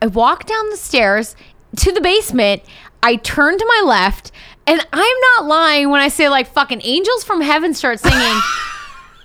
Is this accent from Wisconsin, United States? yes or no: yes; Wisconsin, United States; also born or lived in Minnesota; I grew up in Wisconsin. I went to college in Minnesota.